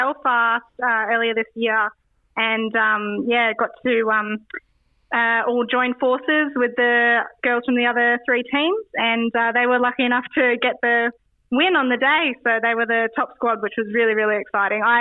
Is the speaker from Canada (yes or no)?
no; Australia; moved away as an adult; now in Edinburgh, United Kingdom; back home in Australia